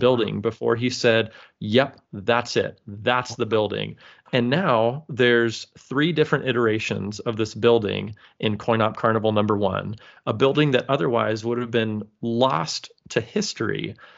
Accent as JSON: {"language": "English", "region": "California", "country": "United States", "tie": "born or raised there", "moved": "as an adult", "lives_now": "Michigan, United States", "said": "I'm born and raised and lived in California until about, I don't know, maybe twelve, thirteen, fourteen years ago now, when my wife and I moved to Michigan"}